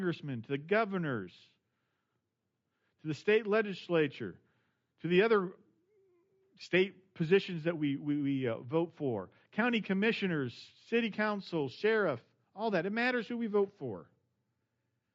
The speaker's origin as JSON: {"language": "English", "region": "Indiana", "country": "United States", "tie": "born or raised there", "moved": "yes", "lives_now": "Missouri, United States", "said": "I grew up in Indiana"}